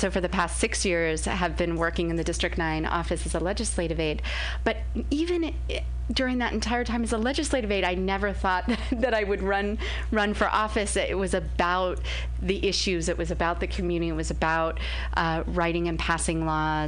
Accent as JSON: {"language": "English", "town": "Los Angeles", "region": "California", "country": "United States", "tie": "born or raised there", "also_born_or_lived": "San Francisco Bay Area", "moved": "as an adult", "lives_now": "San Francisco, United States", "said": "I was born in Los Angeles and moved to the Bay"}